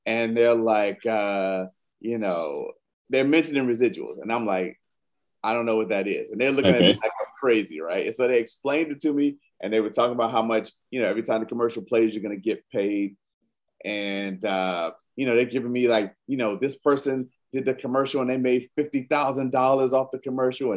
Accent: Maryland, United States; moved away as an adult; now in California, United States; I grew up in Maryland

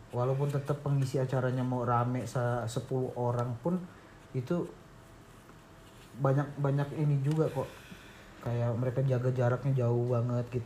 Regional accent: Lampung, Indonesia; gue orang Lampung tapi gue pengen ditonton orang Jakarta

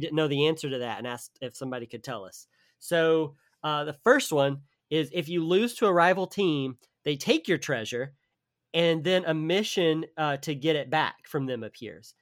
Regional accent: the South, United States; I'm from the South, so they are, like, asking me about, like, Southern terms

